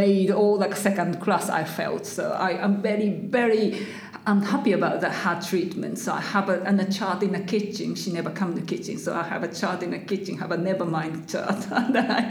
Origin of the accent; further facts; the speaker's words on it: Kyoto, Japan; English is a second language; moved away as an adult; also born or lived in Birmingham, United Kingdom / Coventry, United Kingdom / Nottingham, United Kingdom; now in Grantham, United Kingdom; I'm from originally Kyoto in Japan, and then I'm living in this country for 21 years now